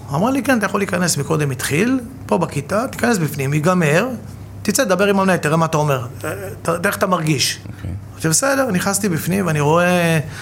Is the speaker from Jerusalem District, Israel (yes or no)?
no; Bat Yam, Tel Aviv District, Israel; גדלתי בבת ים